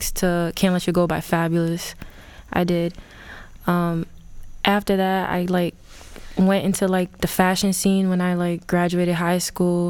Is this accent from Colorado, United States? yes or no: no; Providence, Rhode Island, United States; I'm from Providence, the South Side. Grew up, born and raised